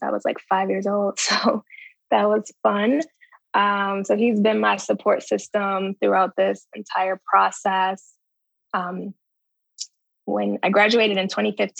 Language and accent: English; Baltimore, Maryland, United States; moved away as an adult; also born or lived in New Orleans, Louisiana / Antigua; now in Chicago, United States; I am originally from Baltimore, Maryland. Currently I'm in Chicago. I came to Chicago in 2012 for residency. Prior to that, I grew up in Baltimore.